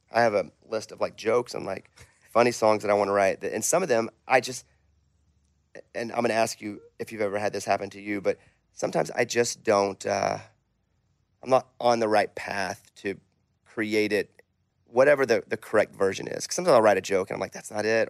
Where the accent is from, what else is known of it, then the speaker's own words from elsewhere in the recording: Arkansas, United States; I'm from Arkansas